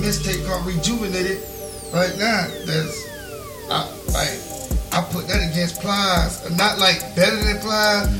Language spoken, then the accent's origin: English; Plant City, Florida, United States; also born or lived in Lakeland, Florida; I'm from Plant City.